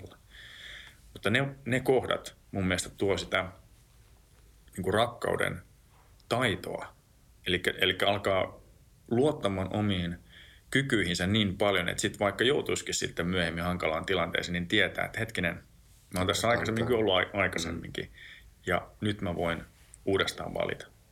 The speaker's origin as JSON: {"language": "Finnish", "region": "Lapland", "country": "Finland", "said": "mä oon tuolta Lapista kotoisin"}